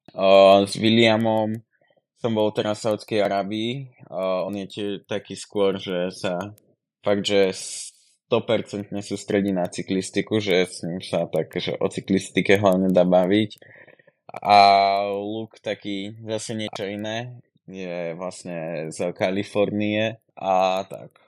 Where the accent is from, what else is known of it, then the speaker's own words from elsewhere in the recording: Kysuce, Žilina Region, Slovakia; moved away as an adult; now in Žiar, Slovakia; pochádzam z Kysic, ale už tam nebývam, už bývam v Žiari